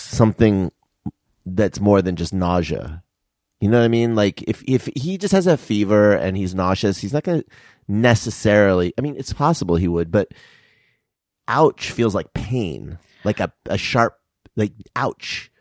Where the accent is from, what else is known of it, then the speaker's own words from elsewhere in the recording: Tucson, Arizona, United States; moved away; I'm from Tucson, and my parents are in Tucson